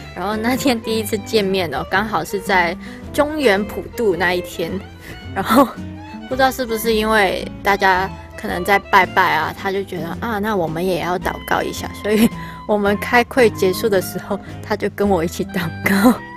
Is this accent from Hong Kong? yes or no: yes; Hong Kong; Chinese is a second language; now in Taiwan; 我是香港人